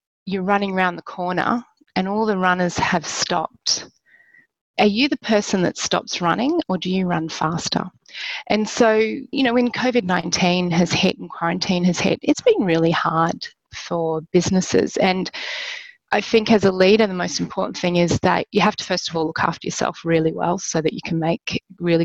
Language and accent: English; Australia; moved away as an adult; now in Philippines; I'm Australian